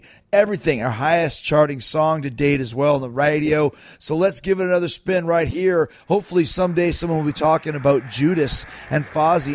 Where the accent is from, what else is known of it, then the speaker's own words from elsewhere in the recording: Winnipeg, Manitoba, Canada; I'm from Winnipeg